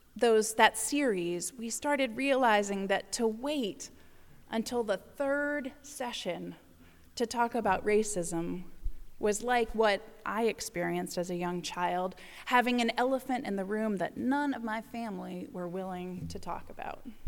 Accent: the South, United States; moved away; I grew up in the South in a very progressive American Baptist, uh, congregation.

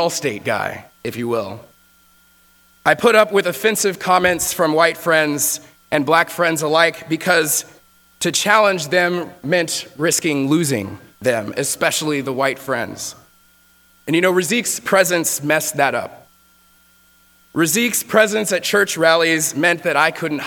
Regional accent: Texas, United States; moved away; I grew up in Texas

